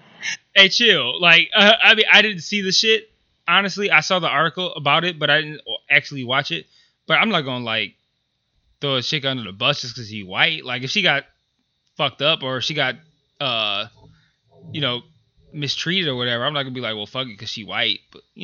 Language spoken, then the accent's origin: English; Detroit, Michigan, United States; So if you're out of town and somebody's like, hey, where are you from? No explanation needed. Detroit. I'm from Detroit. That's it.